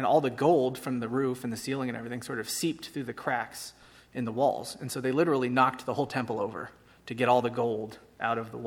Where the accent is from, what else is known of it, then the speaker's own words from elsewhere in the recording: San Francisco, California, United States; I'm from San Francisco.